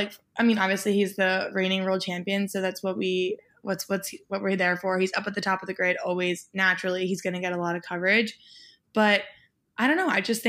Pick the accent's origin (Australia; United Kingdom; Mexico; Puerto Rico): Mexico; born there; Even though I was born in Mexico and he was too, he's actually fully Italian.